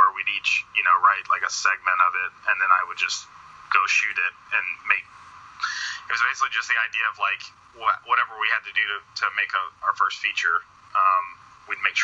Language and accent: English; Atlanta, Georgia, United States; I'm from Atlanta, Georgia